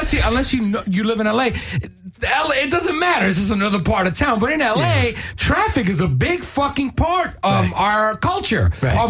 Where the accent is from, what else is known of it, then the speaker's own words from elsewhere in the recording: New York, United States; now in Los Angeles, United States; How do you know I come from New York, bro?